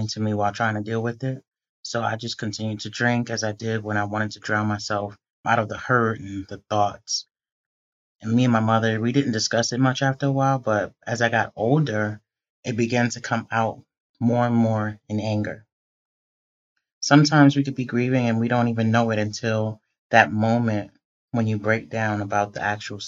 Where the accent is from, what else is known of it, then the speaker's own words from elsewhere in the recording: New York City, New York, United States; growing up in the Bronx in the 80s